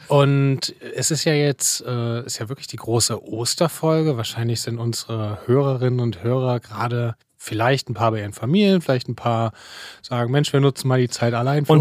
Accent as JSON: {"language": "German", "town": "Leipzig", "region": "Saxony", "country": "Germany", "tie": "born or raised there", "moved": "yes", "said": "Fine und ich, wir kommen ja beide aus Leipzig. Wir haben uns ja, das können wir irgendwann nochmal erzählen, wir haben uns ja in der, in der, in der Schule tatsächlich kennengelernt"}